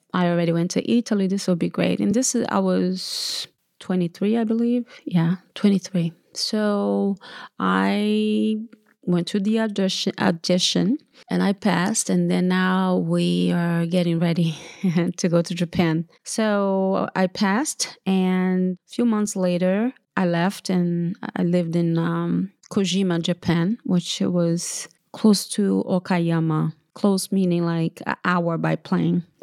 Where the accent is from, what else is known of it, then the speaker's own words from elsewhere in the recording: Brazil; also born or lived in São Paulo, Brazil / Feira de Santana, Bahia, Brazil; now in United States; I'm from Brazil. I was born in São Paulo, Brazil, and I moved to Bahia, which is my mother's, uh, home state, Feira de Santana, Bahia, which is northeast of Brazil. And, uh, we moved from São Paulo to Bahia, I was eleven, and I grew up with, surrounded with my grandmother